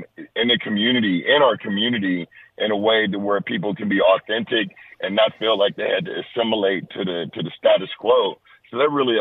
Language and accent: English; Los Angeles, California, United States; I'm born and raised in Los Angeles